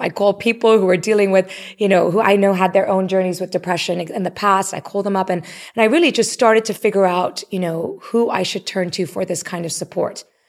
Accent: Nairobi, Kenya; moved away; also born or lived in Canada; Even though I was born in Canada, I grew up in Nairobi. That was home

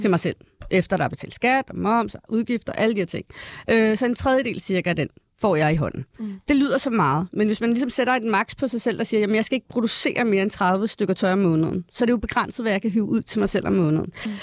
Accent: Valby, Capital Region of Denmark, Denmark; jeg er født og opvokset i Valby

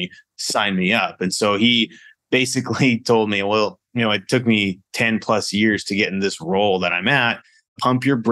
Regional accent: Vernon, British Columbia, Canada; moved away; I'm originally from Canada, grew up in Canada on the West Coast, Vernon, British Columbia

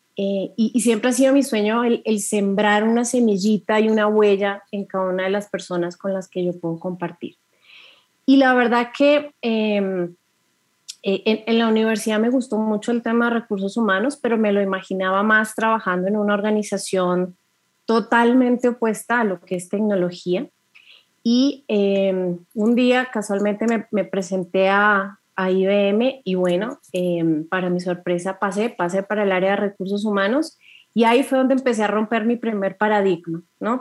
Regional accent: Colombia; soy mujer, soy colombiana

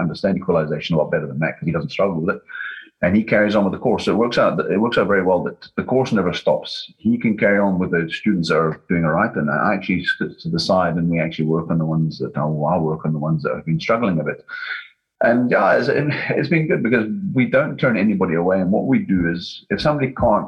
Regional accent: Scotland, United Kingdom; being Scottish

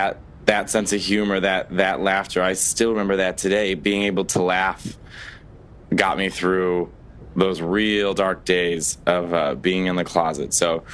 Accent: Chicago, Illinois, United States; I'm 29 years old, and I'm originally from Chicago, Illinois.

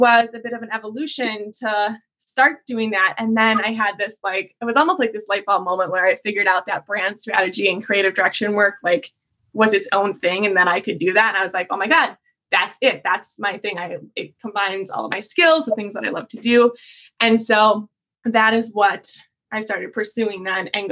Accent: Midwest, United States; also born or lived in Wisconsin; I am from the Midwest. I live in Wisconsin

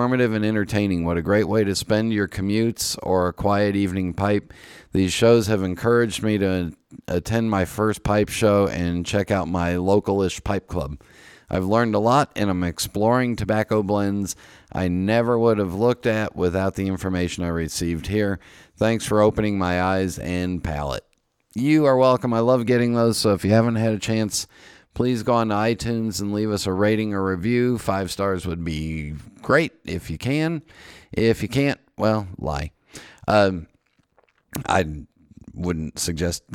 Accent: Los Angeles, California, United States; I grew up in Los Angeles being a Dodgers fan.

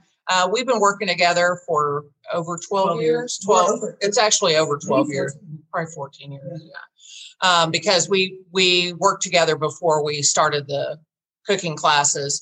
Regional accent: Tulsa, Oklahoma, United States; moved away; I was born and raised in Tulsa, left like most people

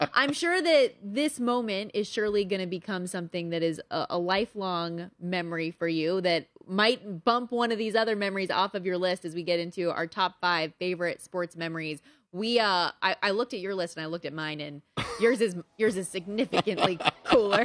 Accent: Las Vegas, Nevada, United States; that is my hometown team. Okay. Like Vegas born is everything to me

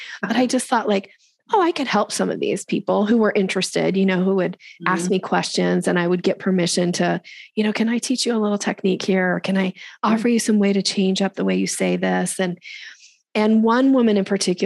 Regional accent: Boise, Idaho, United States; moved away as an adult; also born or lived in Seattle area, Washington; I grew up in Boise, Idaho.

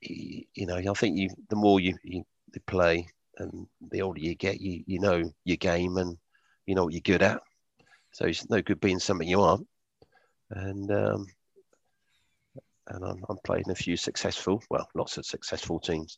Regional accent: Wokingham, South East England, United Kingdom; my hometown's Wokingham.

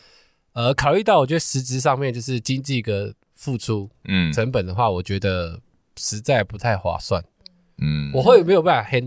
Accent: Hsinchu, Taiwan; 只要说我从新竹来，

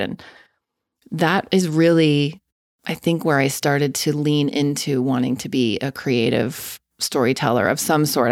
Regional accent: Denver, Colorado, United States; also born or lived in Castle Rock, Colorado; I was born and raised in Denver, Colorado, in a suburb. Um, I lived the first nine years of my life in Castle Rock, which is south of Denver

